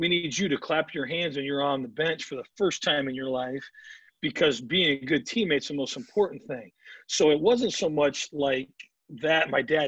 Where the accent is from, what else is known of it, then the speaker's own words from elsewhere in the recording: Midwest, United States; growing up in the Midwest, there's only so much soft toss indoors, so much BP indoors.